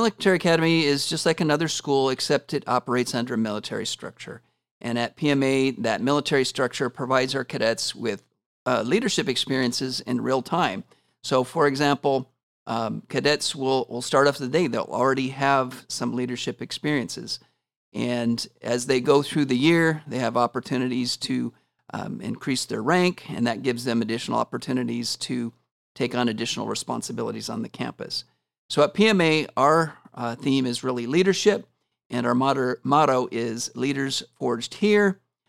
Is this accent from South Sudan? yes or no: no; Washington, United States; now in Porterville, United States; So I grew up in Washington State and have lived in several states prior to moving to California. I've been in Porterville for 6 years now